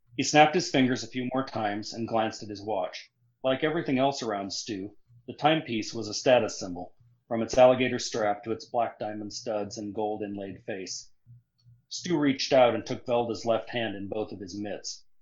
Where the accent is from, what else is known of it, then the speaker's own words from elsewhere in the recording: Nebraska, United States; also born or lived in South Carolina; now in Missouri, United States; I grew up in Nebraska